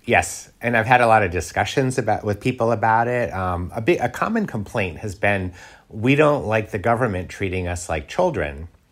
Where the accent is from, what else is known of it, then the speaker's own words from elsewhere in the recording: United States; now in Paris, France; I'm an American